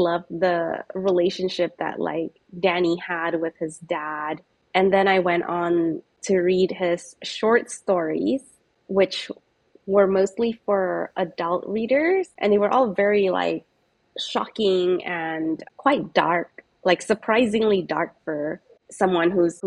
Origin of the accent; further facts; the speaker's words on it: Singapore; I grew up in Singapore